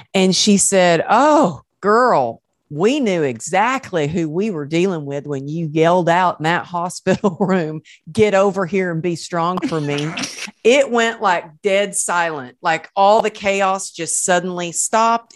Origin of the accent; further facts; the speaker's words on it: the South, United States; accent: Southern; moved away as an adult; now in Los Angeles, United States; you can take the girl out of the South, but you can't take the South out of the girl